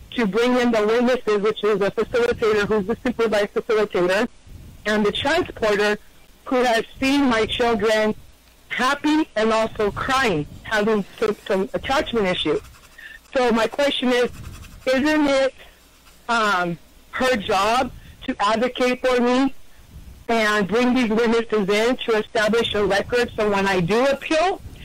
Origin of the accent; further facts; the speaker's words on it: Northern California, United States; I'm from California, from Northern California